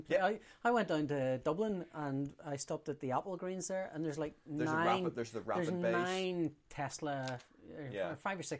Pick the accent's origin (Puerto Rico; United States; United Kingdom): United Kingdom; Belfast, Northern Ireland; coming from Belfast, there's this stupid notion that. I'm from Belfast.